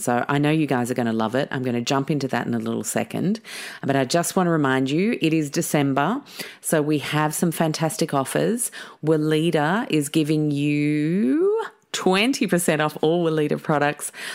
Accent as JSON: {"language": "English", "country": "Mauritius", "tie": "born or raised there", "moved": "yes", "said": "growing up in Mauritius"}